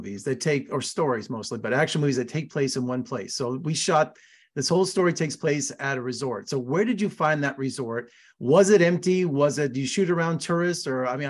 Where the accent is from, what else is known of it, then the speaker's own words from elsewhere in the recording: Las Vegas, Nevada, United States; I'm here in Las Vegas, born and raised.